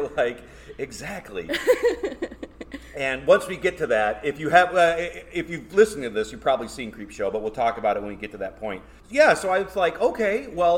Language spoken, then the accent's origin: English; Michigan, United States; I'm from Michigan